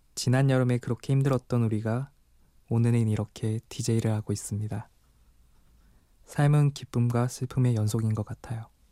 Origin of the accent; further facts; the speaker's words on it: Daegu, South Korea; 억양을 듣고 눈치채셨겠지만 저는 대구 토박이고